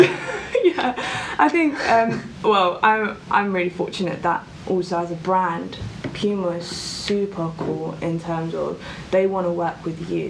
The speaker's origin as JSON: {"language": "English", "town": "Croydon", "region": "London", "country": "United Kingdom", "tie": "born or raised there", "said": "I grew up in Croydon, um, South London"}